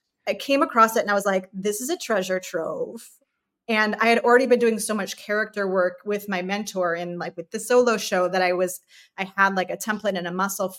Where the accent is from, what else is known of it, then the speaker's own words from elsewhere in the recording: Chicago, Illinois, United States; That was always like in my little heart as a kid growing up in the Chicago area.